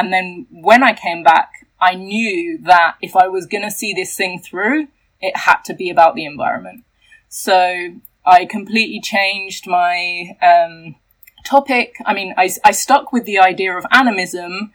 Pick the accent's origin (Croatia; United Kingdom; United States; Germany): United Kingdom; England; I'm from England.